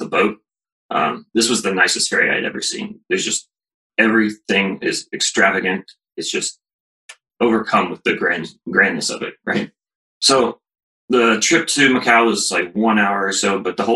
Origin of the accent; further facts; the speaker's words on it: Columbus, Ohio, United States; I grew up in Columbus. I went to Ohio State. I moved away for a job after college, but I'm back now